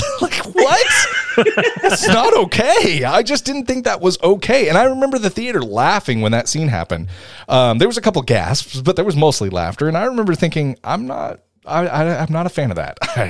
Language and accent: English; Tennessee, United States; accent: Tennessee; I'm going to use my real Tennessee accent for the rest.